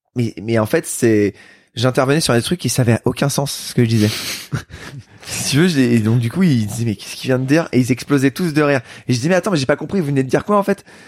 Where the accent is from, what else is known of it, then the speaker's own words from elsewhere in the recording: Bordeaux, Nouvelle-Aquitaine, France; moved away; also born or lived in Paris; j'ai grandi à Bordeaux